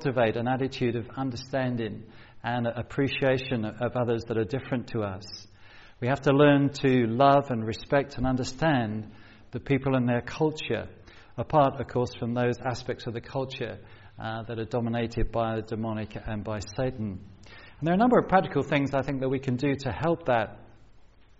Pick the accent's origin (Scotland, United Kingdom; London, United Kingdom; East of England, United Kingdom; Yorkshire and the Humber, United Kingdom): London, United Kingdom; moved away as an adult; also born or lived in South Coast, England / Cambridge, England; growing up on a council estate in South London